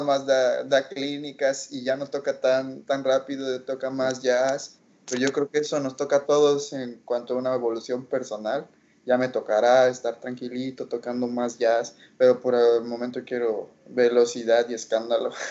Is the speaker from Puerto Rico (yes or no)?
no; Mexico; nosotros como mexicanos